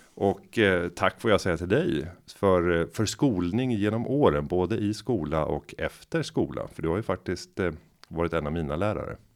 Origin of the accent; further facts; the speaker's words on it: Sweden; vi som svenskar